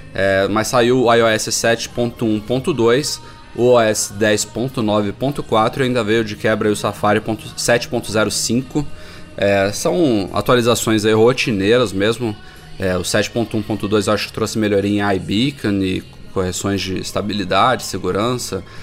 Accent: Brazil; como brasileiros

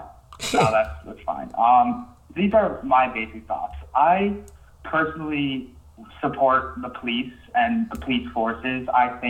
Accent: South Korea

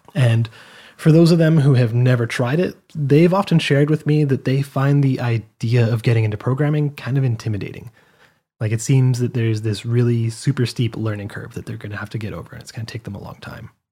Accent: Canada; I'm from Canada

